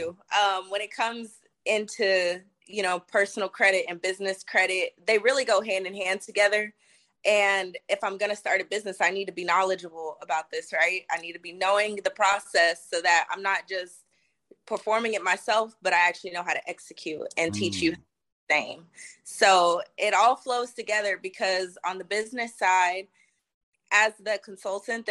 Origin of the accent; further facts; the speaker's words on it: Houston, Texas, United States; I'm born and raised in Houston, Texas.